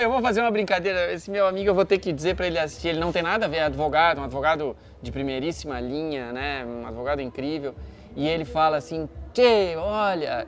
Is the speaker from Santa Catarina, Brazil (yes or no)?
yes; Santa Catarina, Brazil; moved away as an adult; also born or lived in Passo Fundo, Rio Grande do Sul; now in Porto Alegre, Brazil; eu sou catarinense